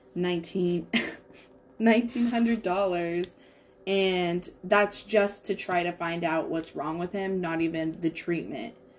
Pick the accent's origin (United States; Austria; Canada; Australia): United States; Washington; moved away; in Washington, like just my hometown is literally surrounded by three huge fires.